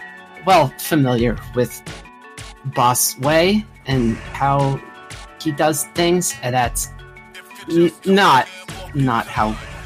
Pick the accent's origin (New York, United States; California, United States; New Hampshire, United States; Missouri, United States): New York, United States; I am also from New York, and I've experienced the way they operate